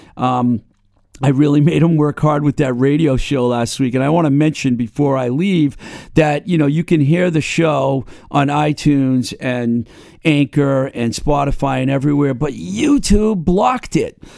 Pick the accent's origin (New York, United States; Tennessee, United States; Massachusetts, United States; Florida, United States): Massachusetts, United States; Webster; my hometown of Webster